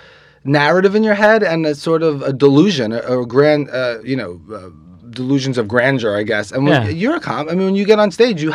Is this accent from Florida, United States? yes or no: no; New York City, New York, United States; I grew up in Queens, by the way, not far from here.